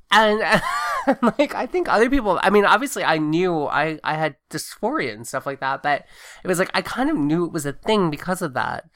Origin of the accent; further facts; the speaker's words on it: Augusta, Georgia, United States; also born or lived in Southwest Virginia / Blacksburg, Virginia / Tuscaloosa, Alabama / Athens, Georgia; I grew up in Augusta, Georgia, which is also very, very Republican, very military.